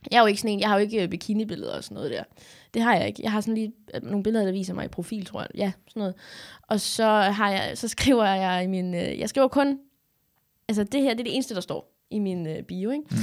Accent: Odense, Southern Denmark, Denmark; moved away; Jamen, jeg er fra Odense. Jeg er fra lidt... Øh, folk vil jo sige, jeg ikke var fra... Jeg er fra Odense.

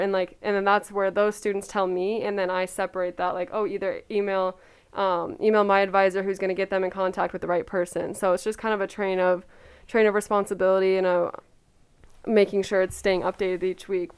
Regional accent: Coeur d'Alene, Idaho, United States; I'm from Coeur d'Alene, Idaho.

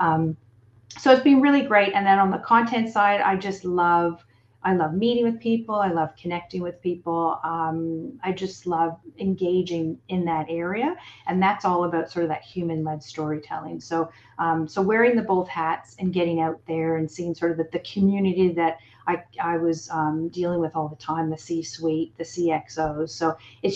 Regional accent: Toronto, Ontario, Canada; moved away as an adult; now in Australia; back in my hometown of Toronto and then came out to Australia

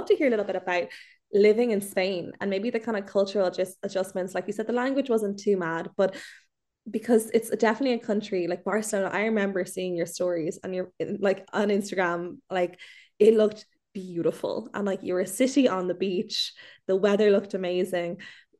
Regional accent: Ireland; there is something so special about being Irish abroad because there's a sense of like you look out for one another.

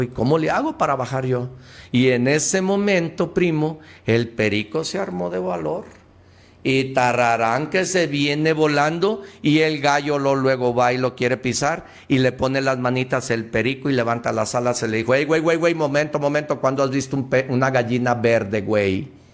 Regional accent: Mexico

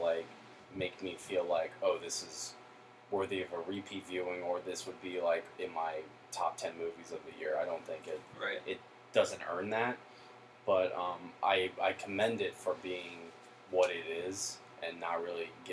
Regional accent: Lancaster, Pennsylvania, United States; I grew up in Lancaster, basically, for the majority of my life

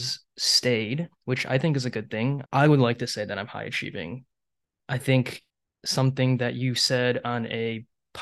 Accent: Troy, Michigan, United States; moved away as an adult; also born or lived in Taiwan; now in Seattle, United States; I was born here, and then I moved back to Taiwan for 6 months to a year. And then my mom took me over here, and we've been living in Troy basically all my life

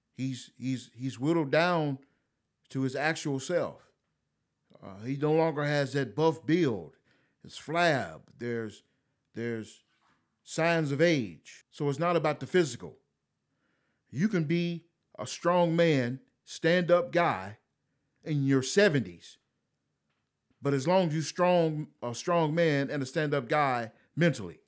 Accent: United States; I'm an American

